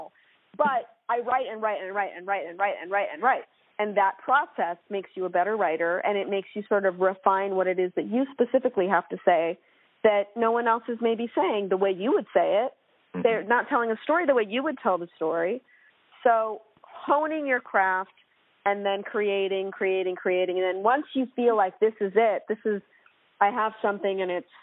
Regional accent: Portland, Oregon, United States; I grew up in Portland, Oregon, and had such a wonderful West Coast upbringing

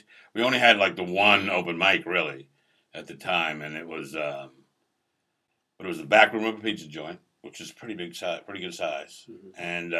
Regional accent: East Coast, United States; Well, I grew up on the East Coast, basically. I mean, my family moved around like every 3 or 4 years for some fucking reason.

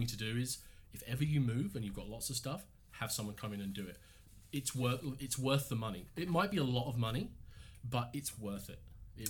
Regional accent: England, United Kingdom; moved away as an adult; Yeah, we moved here 5 years ago from England, and we live just outside of Windsor.

